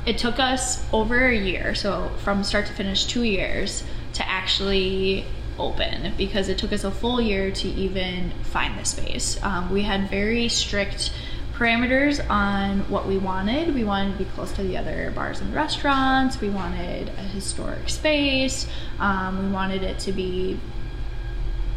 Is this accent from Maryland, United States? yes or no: no; Anoka, Minnesota, United States; I grew up in Anoka